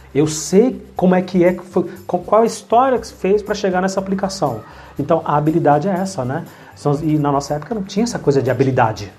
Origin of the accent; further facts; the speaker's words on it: São Paulo, Brazil; also born or lived in Bahia; Eu sou baiano, mas eu não conheço nada da Bahia. Então eu fui morar a partir de 11, 12 anos na Bahia e com 15 eu voltei para São Paulo. E tô aqui até hoje